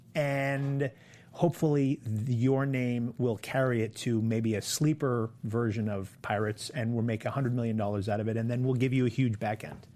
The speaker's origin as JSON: {"language": "English", "region": "Maine", "country": "United States", "moved": "yes", "lives_now": "New York, United States", "said": "I'm from Maine."}